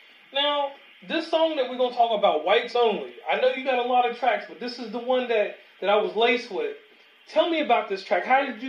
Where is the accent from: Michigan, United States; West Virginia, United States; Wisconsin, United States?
West Virginia, United States; I'm from West Virginia, so I'm out in the country sticks in the mountains.